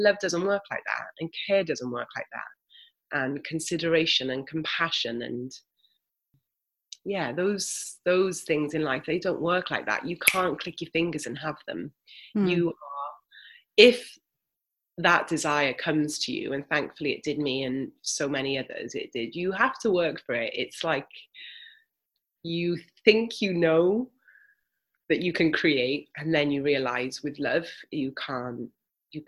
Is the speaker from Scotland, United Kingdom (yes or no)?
no; Wales, United Kingdom; moved away; also born or lived in Australia; 0 to sort of 10, I grew up here in Wales.